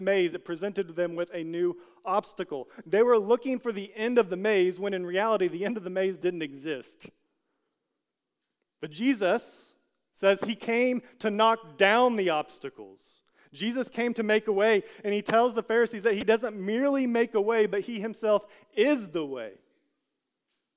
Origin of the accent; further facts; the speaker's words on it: United States; as an American